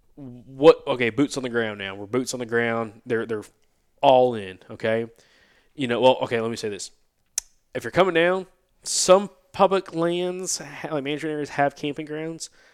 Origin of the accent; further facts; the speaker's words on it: Alabama, United States; growing up in Alabama